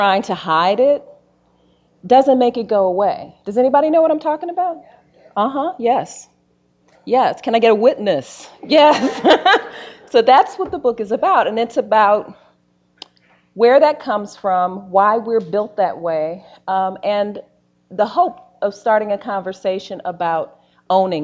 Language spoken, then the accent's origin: English; Gary, Indiana, United States; moved away as an adult; my brother, Daryl, who I grew up in Gary, Indiana